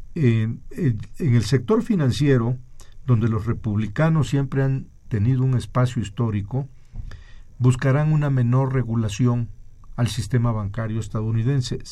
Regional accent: Mexico; somos los mexicanos

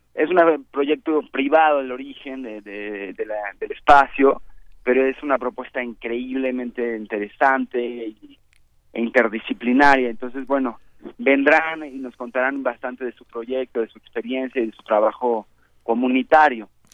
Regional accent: Mexico; also born or lived in Argentina, Chile or Uruguay; llegamos exiliados a los tres, cuatro, cinco o algunos incluso que les tocó ya nacer en México

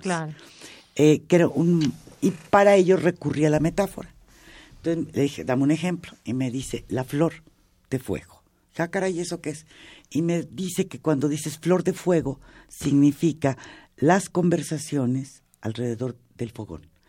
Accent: Mexico; Estoy hablando como mexicana

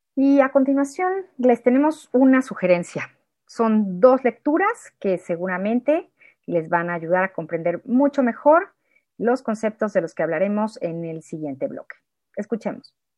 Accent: Mexico; en el español de México

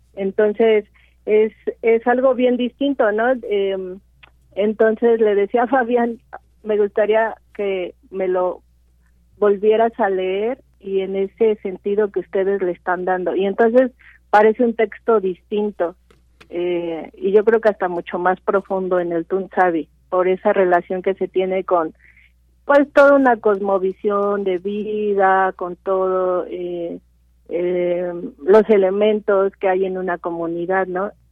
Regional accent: Mixteca Alta, Oaxaca, Mexico; yo soy de Oaxaca, soy de la Mixteca Alta

